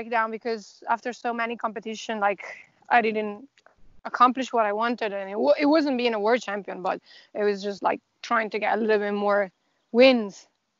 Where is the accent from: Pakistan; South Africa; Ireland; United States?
Ireland; Dublin, Leinster; so we are from Dublin, so we rented the bus.